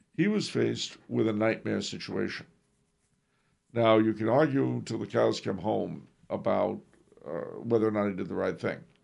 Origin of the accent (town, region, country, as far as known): United States